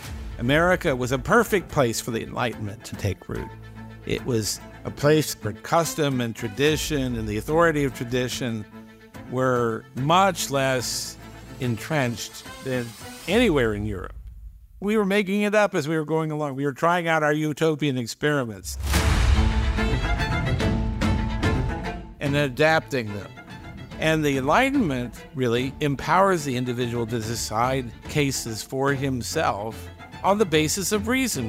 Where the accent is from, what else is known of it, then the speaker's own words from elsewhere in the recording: United States; we Americans